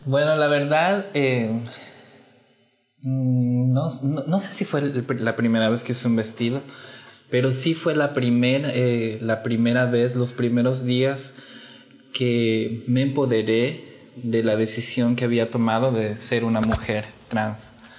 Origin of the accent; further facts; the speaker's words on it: Ecuador; moved away as an adult; now in Brazil; yo nací en Ecuador.